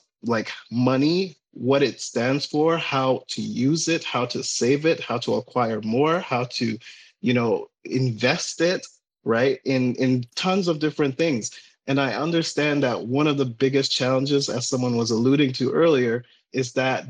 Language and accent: English; Ghana; now in United States; while I'm from Ghana, I live in the United States. My parents used to live here at some point, and they moved back to Ghana